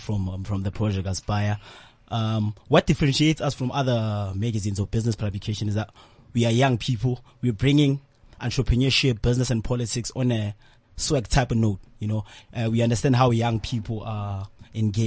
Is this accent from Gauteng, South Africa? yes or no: yes; Tembisa, Gauteng, South Africa; I'm also from Tembisa